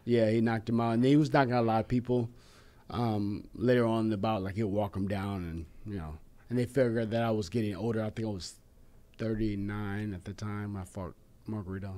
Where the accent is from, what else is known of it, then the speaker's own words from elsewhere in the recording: West Coast, United States; I grew up here in the West Coast